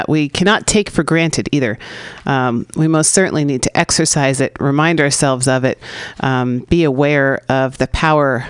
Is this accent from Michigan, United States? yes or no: no; San Francisco, California, United States; born or raised there